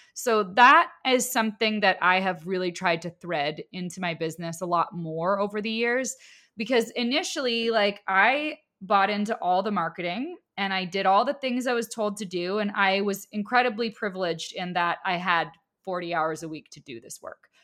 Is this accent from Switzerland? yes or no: no; Canada; I'm also Canadian